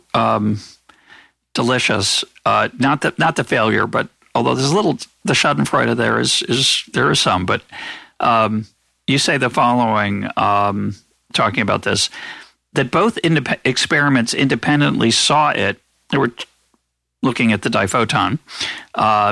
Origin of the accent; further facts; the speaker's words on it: United States; as an American